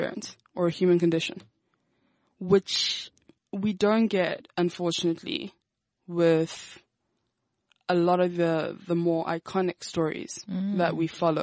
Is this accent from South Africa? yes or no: yes; South Africa; I am a South African.